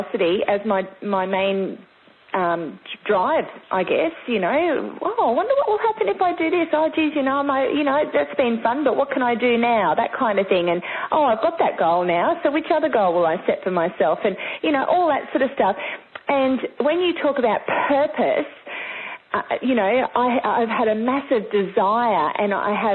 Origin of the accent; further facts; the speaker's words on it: Sunshine Coast, Queensland, Australia; I grew up actually on the Sunshine Coast, which is further north, mid-Queensland kind of thing, southeast Queensland. And I've spent most of my time here